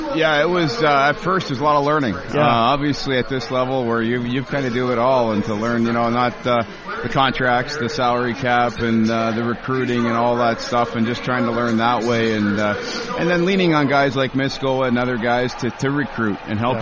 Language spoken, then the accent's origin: English; Sudbury, Ontario, Canada; moved away as an adult; now in Indianapolis, United States; I was born and raised in Sudbury, grew up there